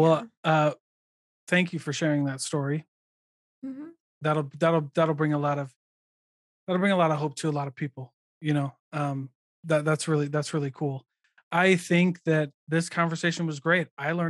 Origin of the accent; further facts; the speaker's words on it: Midwest, United States; I mean, I guess it's an everywhere game, but I grew up in the Midwest.